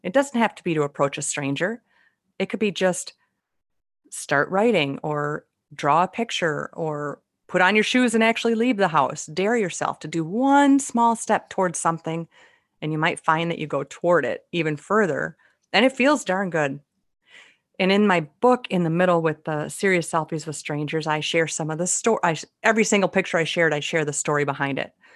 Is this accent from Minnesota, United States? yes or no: yes; Minnesota, United States; they can figure out where I'm from by the way I speak. It's pretty obvious I'm from Minnesota